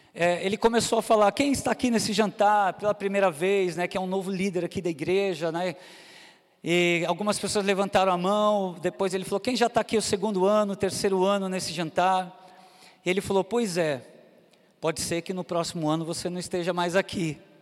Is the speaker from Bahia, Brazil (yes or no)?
no; São Paulo, Brazil; moved away as an adult; now in Recife, Brazil; Nasci e cresci em São Paulo